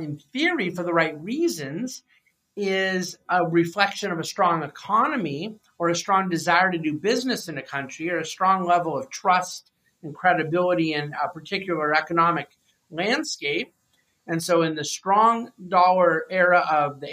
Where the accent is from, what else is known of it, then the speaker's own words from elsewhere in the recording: United States; I'm an American.